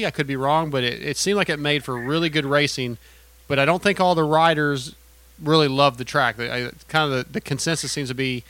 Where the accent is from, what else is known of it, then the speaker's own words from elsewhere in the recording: Texas, United States; we're from Texas